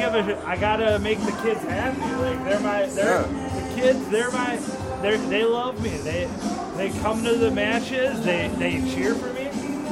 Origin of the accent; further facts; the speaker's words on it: Milwaukee, Wisconsin, United States; I'm from the Milwaukee area